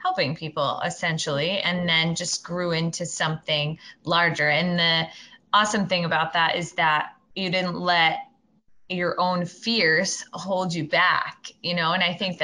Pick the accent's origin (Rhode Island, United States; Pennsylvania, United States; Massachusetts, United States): Rhode Island, United States; I'm from Rhode Island